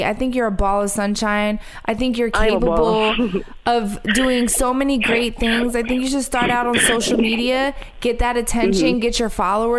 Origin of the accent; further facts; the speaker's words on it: Philadelphia, Pennsylvania, United States; I'm from Philly